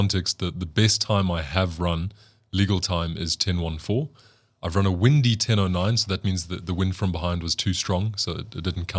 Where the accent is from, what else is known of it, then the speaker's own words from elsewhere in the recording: South Africa; I'm probably biased because I come from South Africa and I think we have notoriously beautiful women here.